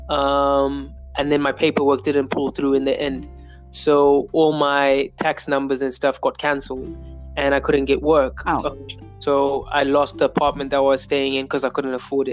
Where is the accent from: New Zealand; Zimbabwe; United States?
Zimbabwe; I'm a singer, songwriter, creator from Zimbabwe, born and raised in Zimbabwe